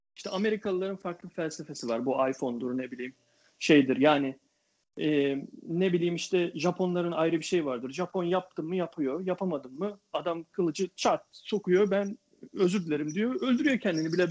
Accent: Turkey; ben Türk olarak

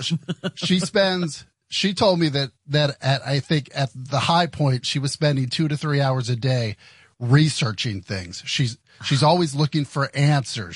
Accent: next to Hershey, central Pennsylvania, United States; I grew up in in uh, central Pennsylvania, uh, like uh, right right right next to Hershey

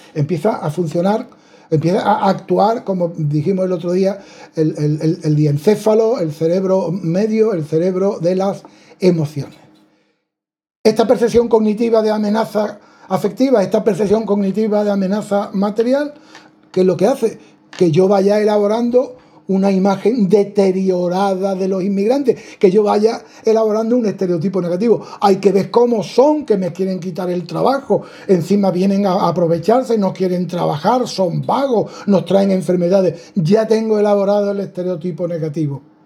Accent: Spain; somos españoles, béticos, universitarios, varones

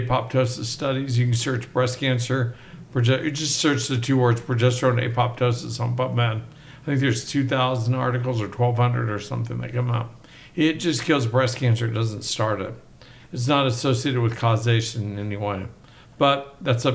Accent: Oklahoma, United States; moved away; also born or lived in Mississippi; I grew up in Oklahoma.

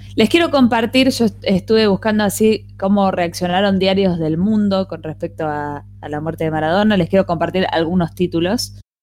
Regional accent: Argentina; así como en Argentina tenemos todas las tendencias

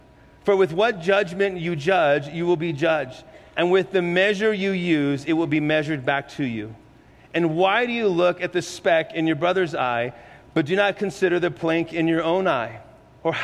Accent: San Antonio, Texas, United States; moved away as an adult; also born or lived in Murrieta, California; now in San Juan Islands, United States; I'm from San Antonio, Texas originally.

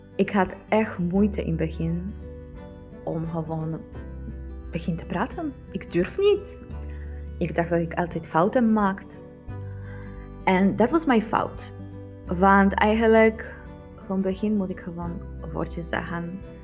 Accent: Poland; Dutch is a second language; moved away as an adult; now in Netherlands; Hoe ik ervaar moederschap als een Poolse vrouw in Nederland

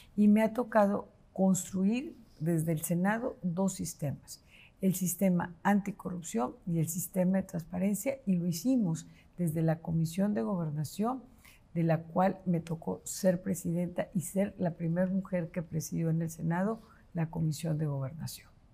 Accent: Guadalupe, Nuevo León, Mexico; Soy de raíces profundas, de un arraigo importante hacia la tierra, soy nuevo leonesa con mucho orgullo

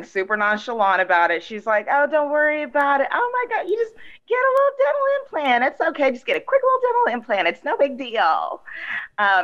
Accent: Texas, United States; I'm from Texas

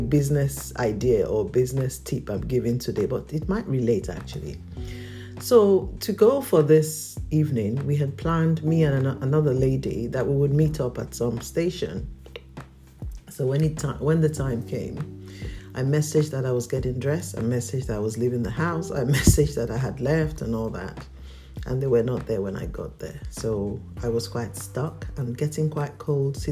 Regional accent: Nigeria; I'm a Nigerian

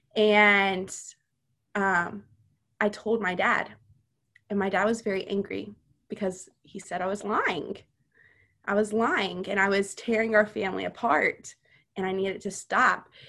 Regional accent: Missouri, United States; also born or lived in Louisiana; Whenever I was five, we moved to Missouri from Louisiana

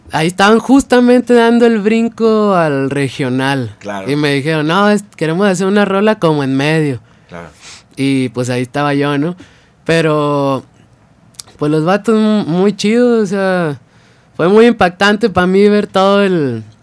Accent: Mezquital, Durango, Mexico; Se llama el Mezquital Durango.

